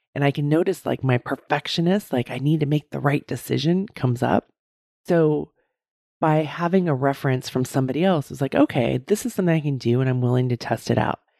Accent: United States; how Americans, we just are so into the brand, right?

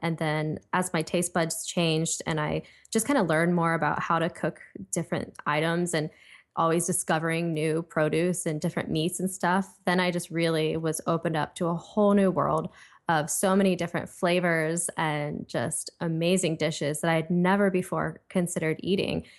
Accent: Ohio, United States; now in Los Angeles, United States; I'm from Ohio, I live in L A right now

